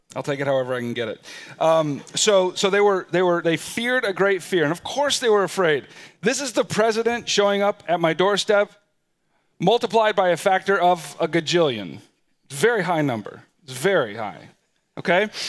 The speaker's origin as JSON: {"language": "English", "country": "United States", "said": "we're American citizens, and we live in what is perhaps one of, if not the most powerful nations in the world"}